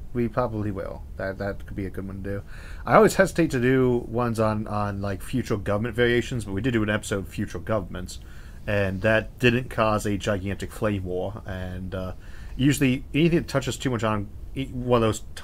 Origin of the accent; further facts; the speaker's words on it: Ohio, United States; also born or lived in California; I was born in California and raised in Ohio.